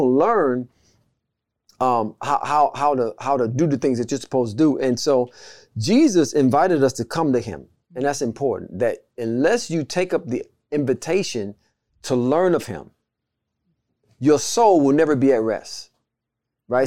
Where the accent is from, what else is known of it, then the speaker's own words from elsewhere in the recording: United States; being in America, we're American citizens